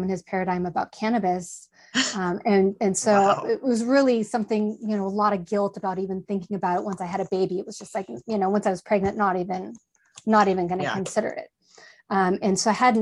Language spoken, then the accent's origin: English; just south of Humboldt, Northern California, United States; I grew up in Northern California, just south of Humboldt